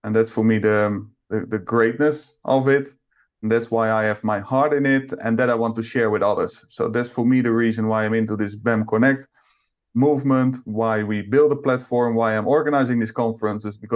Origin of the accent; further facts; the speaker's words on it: Netherlands; moved away as an adult; now in Romania; I come from the Netherlands